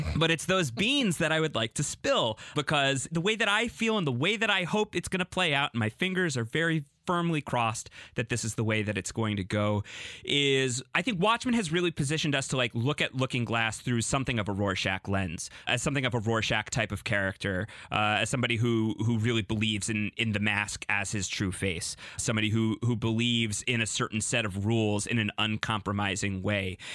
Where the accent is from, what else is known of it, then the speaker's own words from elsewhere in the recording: New York City, New York, United States; I'm talking to you from New York City right now